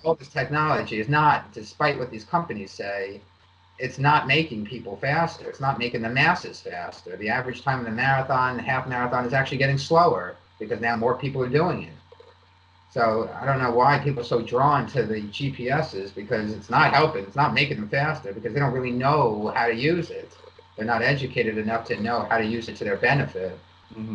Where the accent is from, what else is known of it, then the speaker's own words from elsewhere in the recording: East Coast, United States; I grew up on the East Coast.